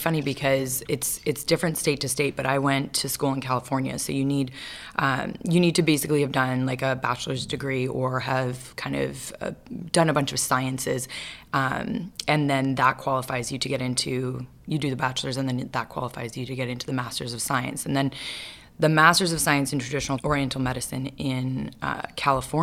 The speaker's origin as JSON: {"language": "English", "town": "Vancouver", "region": "British Columbia", "country": "Canada", "tie": "born or raised there", "said": "I grew up in Vancouver, Canada."}